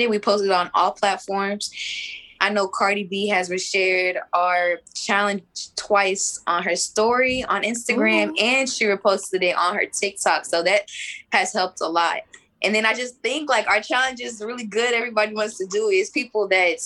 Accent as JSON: {"language": "English", "region": "Texas", "country": "United States", "tie": "born or raised there", "said": "I was born in Texas"}